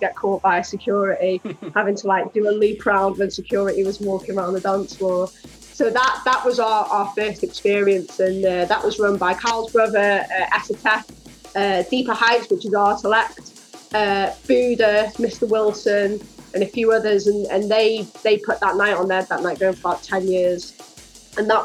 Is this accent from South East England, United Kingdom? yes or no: no; Rhyl, Wales, United Kingdom; we're actually from Rhyl in Wales